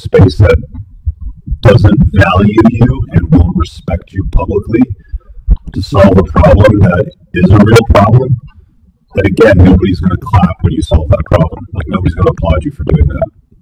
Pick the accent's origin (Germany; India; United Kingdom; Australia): United Kingdom; England; I was born in England